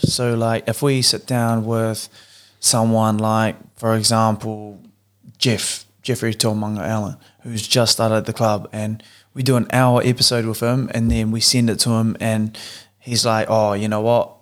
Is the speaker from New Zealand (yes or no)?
yes; New Zealand; moved away as an adult; three Kiwi boys who have decided to move to the other side of the world, um, growing up together, going to the same school together